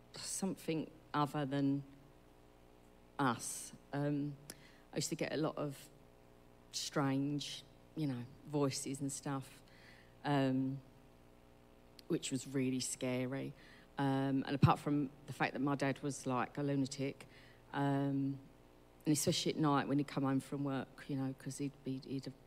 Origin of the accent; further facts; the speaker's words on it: Sidcup, London, United Kingdom; also born or lived in New Eltham; I was born in a brand new ward in Queen Mary's at Sidcup